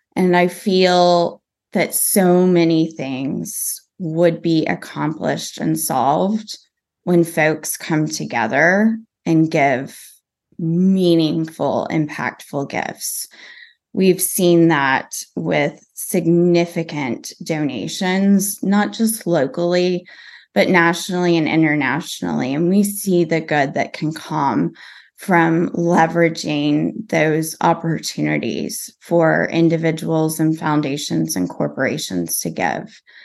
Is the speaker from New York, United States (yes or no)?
no; Texas, United States; growing up in Texas